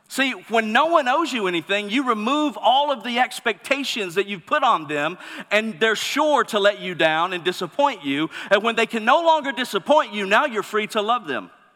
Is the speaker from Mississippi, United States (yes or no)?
yes; Mississippi, United States; moved away; I'm originally from Mississippi